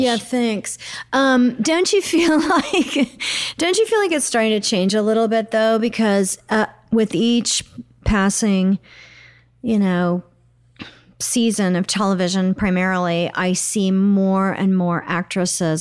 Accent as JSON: {"language": "English", "town": "Oklahoma City", "region": "Oklahoma", "country": "United States", "tie": "born or raised there", "moved": "yes", "said": "I grew up in Oklahoma City"}